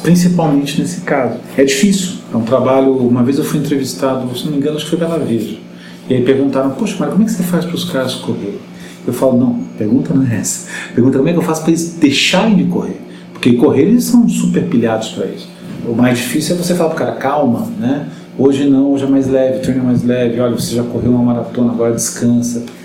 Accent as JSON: {"language": "Portuguese", "region": "Rio de Janeiro", "country": "Brazil", "moved": "yes", "said": "eu sou carioca, né? Apesar de estar aqui há muito tempo"}